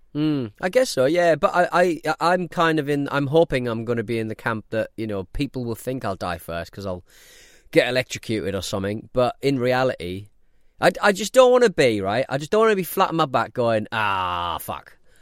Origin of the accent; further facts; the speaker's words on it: north of Scotland, United Kingdom; we're from Scotland and north of Scotland